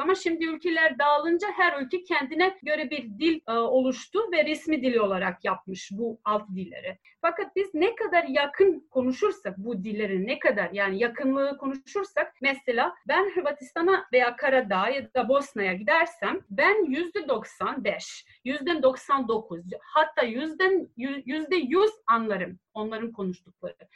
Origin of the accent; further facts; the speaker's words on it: Serbia; accent: Ekavian; ben Belo diyeceğim. Ekavica bu. Ekavica E kullanıyoruz